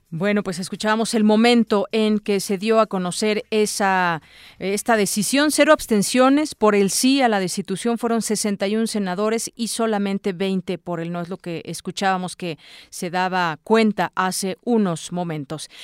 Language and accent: Spanish; Mexico; lo sentimos como mexicanos